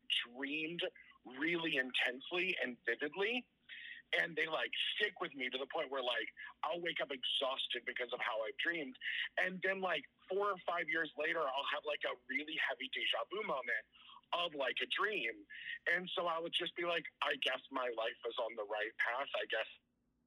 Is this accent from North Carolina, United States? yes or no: no; Virginia, United States; also born or lived in Auburn, New York; now in Orlando, United States; from Virginia originally, but I live in Orlando now.